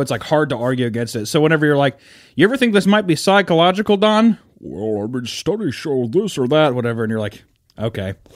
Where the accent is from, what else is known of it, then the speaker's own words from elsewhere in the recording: Kansas City, United States; moved away; I'm from Kansas City